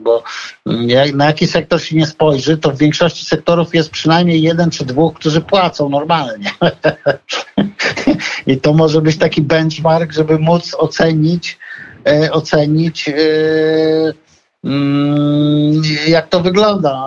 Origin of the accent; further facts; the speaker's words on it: Podlaskie Voivodeship, Poland; ja tam jestem chłopak z Podlasia